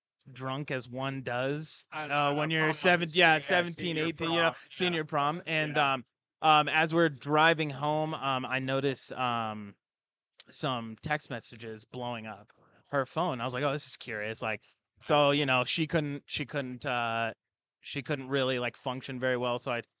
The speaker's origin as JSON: {"language": "English", "town": "Spokane", "region": "Washington", "country": "United States", "said": "Spokane, Washington."}